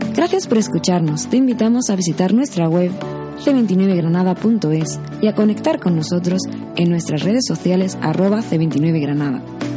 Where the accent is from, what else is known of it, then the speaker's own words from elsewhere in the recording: Brazil; first language Portuguese; Spanish is a second language; moved away as an adult; also born or lived in United Kingdom / Spain; now in Granada, Spain; soy brasileño de nacimiento